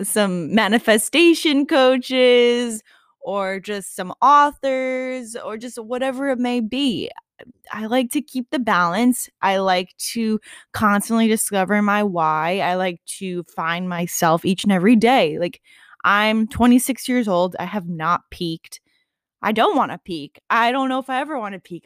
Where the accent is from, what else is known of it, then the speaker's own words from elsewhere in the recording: New York, United States; I'm a New Yorker, nothing less